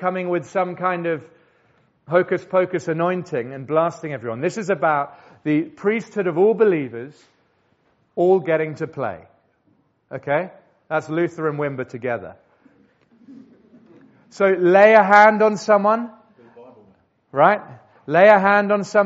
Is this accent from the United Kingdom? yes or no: yes; England, United Kingdom; We're English